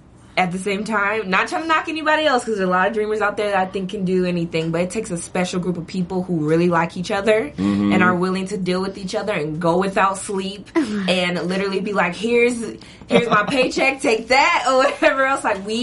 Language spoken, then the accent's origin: English; Abbeville, South Carolina, United States; also born or lived in Greenwood, South Carolina; I was born in Greenwood, and then my family like migrated to Abbeville, which is the boondocks.